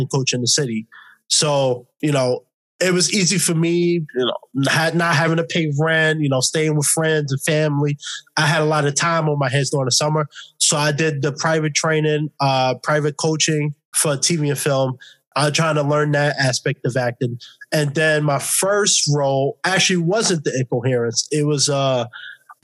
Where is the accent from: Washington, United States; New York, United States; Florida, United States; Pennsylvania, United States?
New York, United States; New York City; moved away as an adult; now in Los Angeles, United States; born and raised in New York City, lived it all my life. Only been out in LA for 2 years